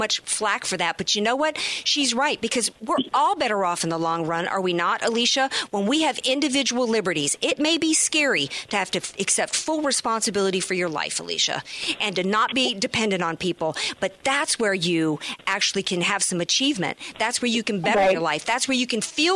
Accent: New Orleans, Louisiana, United States; now in San Diego, United States; we were talking about my hometown. We were talking about NOLA and Katrina.

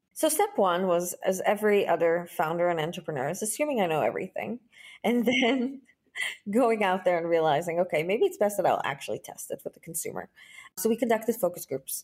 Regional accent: Israel; I was born and raised in Israel

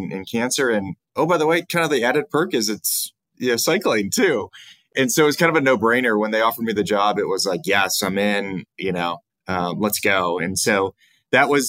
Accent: Cleveland, Ohio, United States; moved away as an adult; now in Columbus, United States; I'm originally from Cleveland, but I've lived in Columbus for really off and on since 1996, when I attended undergraduate school here down at Ohio State

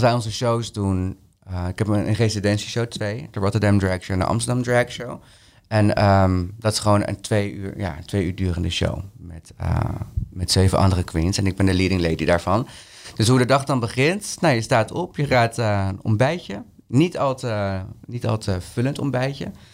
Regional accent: Peru; now in Netherlands; mijn moederland, Peru

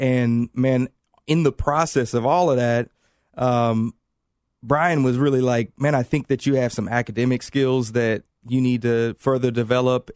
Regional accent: Indianapolis, Indiana, United States; moved away; I'm from Indianapolis

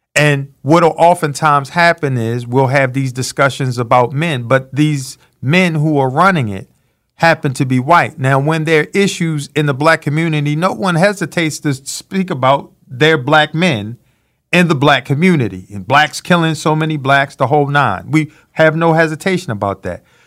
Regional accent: Baltimore, Maryland, United States; growing up in Baltimore, Maryland

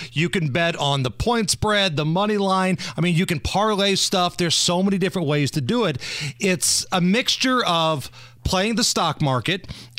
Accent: Indiana, United States; I'm from Indiana.

